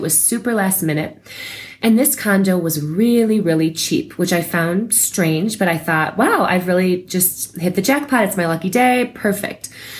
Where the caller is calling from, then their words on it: Santa Fe, New Mexico, United States; also born or lived in Colorado; I'm calling from Santa Fe, New Mexico.